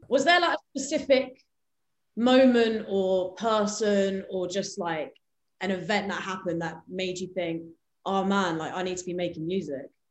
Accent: England, United Kingdom; I was born and raised in England, so I'm like British in one sense

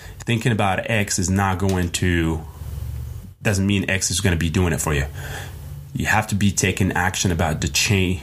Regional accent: Morocco; now in United States; I'm from Morocco.

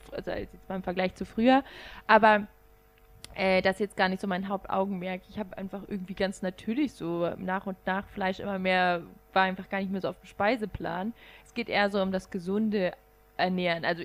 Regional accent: Rhineland, Germany; Ich komme ja aus dem Rheinland.

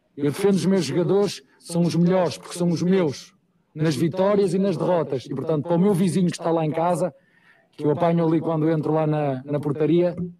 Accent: Portugal; moved away as an adult; now in Brazil; E eu sou português com muito orgulho, sou europeu com muito orgulho

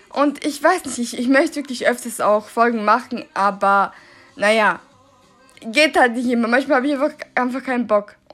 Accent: Svilajnac, Šumadija and Western Serbia, Serbia; German is a second language; ich komme aus Serbien in einer Stadt aus äh, Svilajnac, äh, in der Nähe von Kragujevac und auch in der Nähe von ähm, äh, Despotovac.

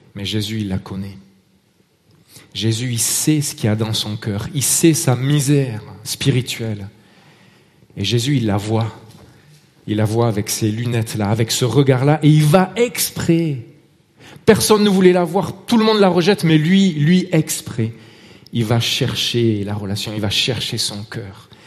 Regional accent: Marseille, Provence-Alpes-Côte d'Azur, France; accent: Marseille; now in Vallée de Joux, Switzerland; Mon accent trahit euh, mon origine, Marseille

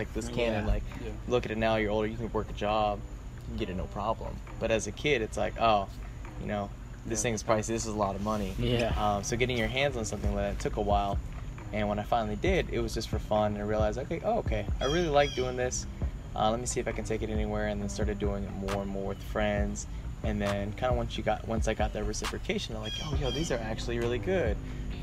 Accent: Raleigh, North Carolina, United States; I am from Raleigh, North Carolina

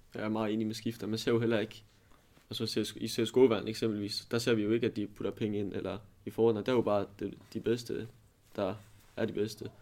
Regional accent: Aalborg, North Denmark Region, Denmark; jeg kommer fra Aalborg af

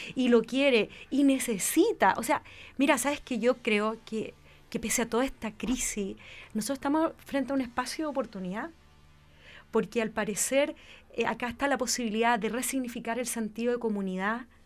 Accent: Rancagua, O'Higgins, Chile; Yo vengo de Rancagua

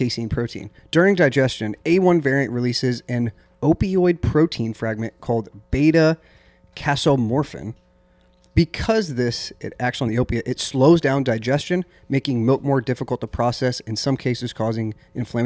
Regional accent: Midwest, United States; moved away; also born or lived in Illinois; I grew up in the Midwest

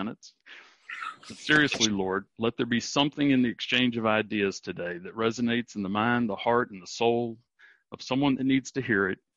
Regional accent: Charleston, West Virginia, United States; I grew up in Charleston, West Virginia

